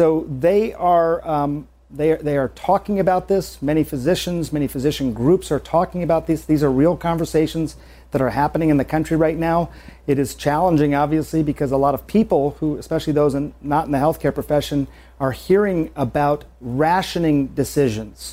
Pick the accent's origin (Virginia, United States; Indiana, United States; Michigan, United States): Michigan, United States; Michigan's my home state